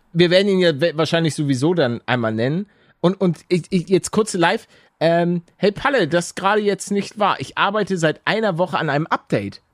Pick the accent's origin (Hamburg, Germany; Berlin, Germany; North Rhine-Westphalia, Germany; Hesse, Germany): Hamburg, Germany; ich, bin ja auch aus Hamburg